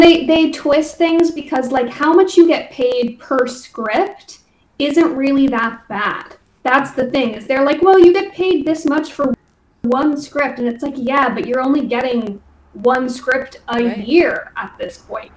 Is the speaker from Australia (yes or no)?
no; Dublin, Leinster, Ireland; now in Los Angeles, United States; I grew up in Dublin